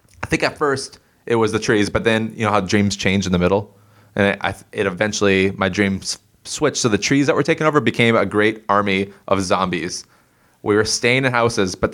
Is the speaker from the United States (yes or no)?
yes; Circle Pines, Minnesota, United States; my hometown, Circle Pines